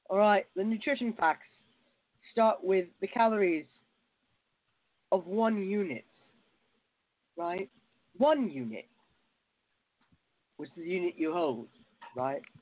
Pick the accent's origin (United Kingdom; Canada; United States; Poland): United Kingdom; I'm absolutely in love with France, even though I'm a Brit.